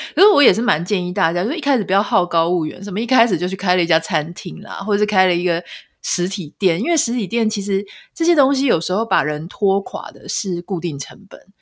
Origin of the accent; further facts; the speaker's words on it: Pingtung County, Taiwan; now in United States; 我是屏东人